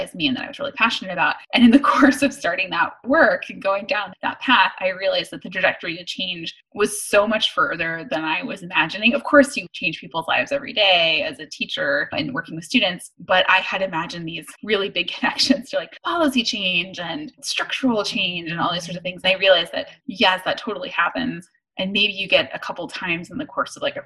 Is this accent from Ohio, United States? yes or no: no; Dallas, Texas, United States; I grew up in Dallas